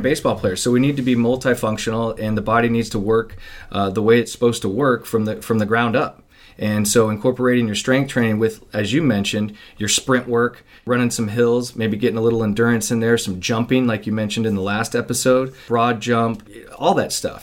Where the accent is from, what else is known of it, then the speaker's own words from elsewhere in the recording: Midwest, United States; I grew up in the Midwest